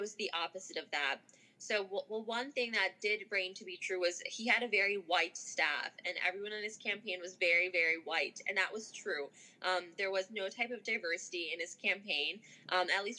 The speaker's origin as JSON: {"language": "English", "town": "Chicago", "region": "Illinois", "country": "United States", "tie": "born or raised there", "also_born_or_lived": "Skokie", "said": "I am a Skokie and Chicago native, was born and raised in Chicago, went to school in Chicago, and currently live here."}